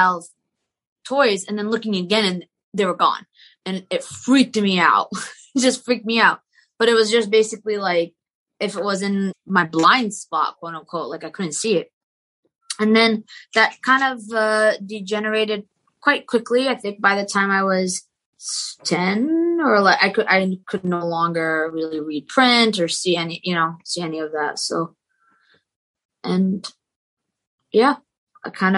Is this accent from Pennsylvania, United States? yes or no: no; South Shore, Boston, Massachusetts, United States; born or raised there; also born or lived in Maryland / Lebanon (ancestry)